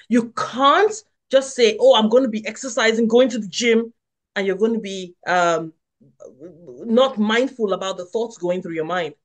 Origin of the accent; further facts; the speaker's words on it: Nigeria; moved away; I grew up in Nigeria